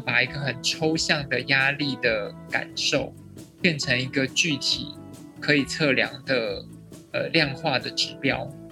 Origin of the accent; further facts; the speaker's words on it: Taiwan; 我们台湾人的情绪教育不是这么的普及